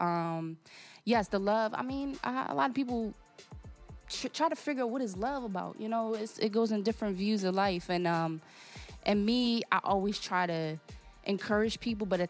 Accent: Portugal; first language Portuguese; English is a second language; moved away; I'm originally born and raised in Port, Portugal

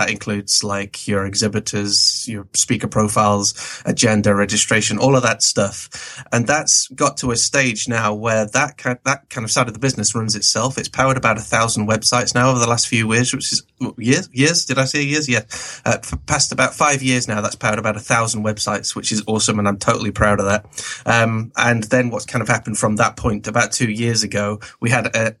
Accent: England, United Kingdom; also born or lived in Canada; Basically born in Canada, moved to England when I was four. So I'm as English as the Queen, probably.

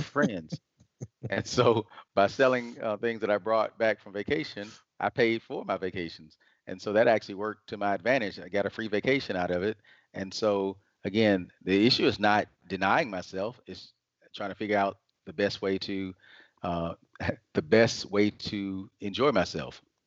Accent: Atlanta, Georgia, United States; I was raised in Atlanta, Georgia, and have been here most of my life

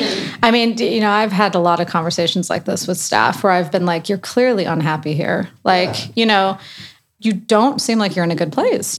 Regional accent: Chicago, Illinois, United States; also born or lived in New York; now in London, United Kingdom; I'm from Chicago, but I moved to New York and then from New York here

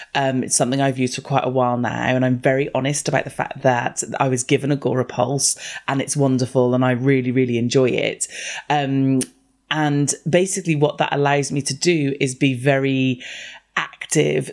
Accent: United Kingdom; I'm the only British person I know who doesn't like tea

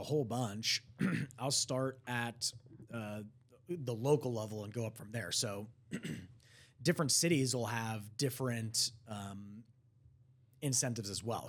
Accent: Prosper, Texas, United States; Growing up in Prosper

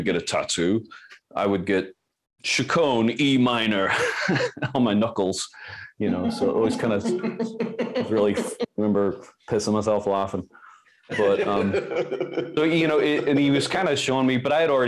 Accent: Belfast, Northern Ireland, United Kingdom; I'm from Belfast

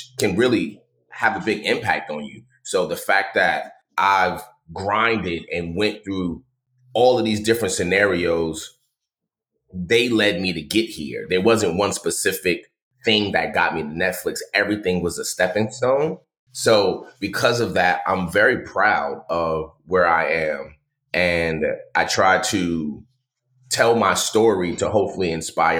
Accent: New York, United States; moved away; I was born in New York

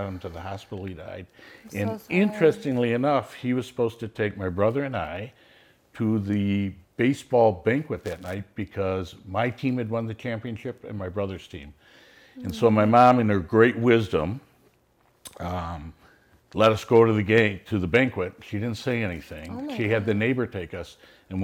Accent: Mount Prospect, Illinois, United States; I grew up in Mount Prospect

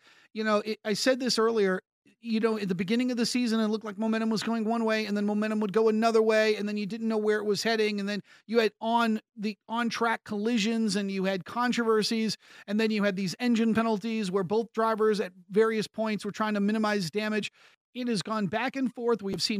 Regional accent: United States; I'm an American sports talk show host

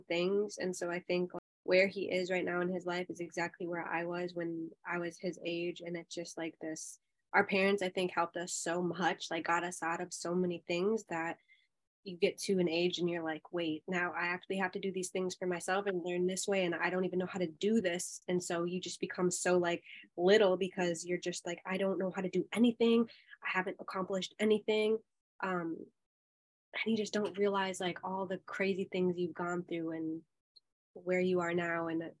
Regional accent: Minnesota, United States; accent: Minnesota; I was raised in a suburb town in Minnesota

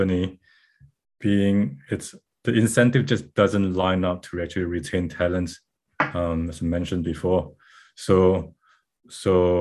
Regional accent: Malaysia; moved away as an adult; now in Auckland, New Zealand; So I'm based out of Auckland, New Zealand, and I'm originally from Malaysia, but I've been here in Auckland

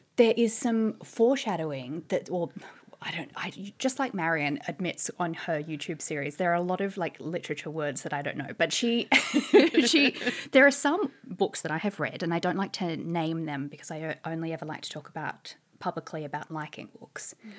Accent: Australia; moved away as an adult; now in London, United Kingdom; as you can probably tell from my voice, I'm originally an Australian. But I've been living in London, uh, for about seven years

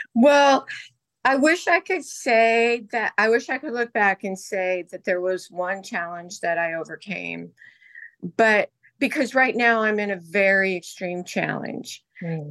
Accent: Hawaii, United States; moved away; also born or lived in Indonesia; I was born in Hawaii

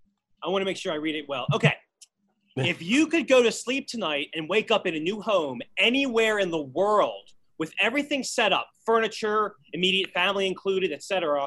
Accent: Maryland, United States; moved away; growing up in Maryland

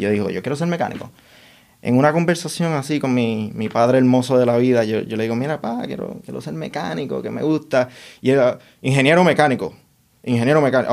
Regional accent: Puerto Rico; moved away as an adult; also born or lived in Dominican Republic / Washington, District of Columbia, United States; now in New York, United States; Nos movimos a Puerto Rico cuando yo tenía cinco años

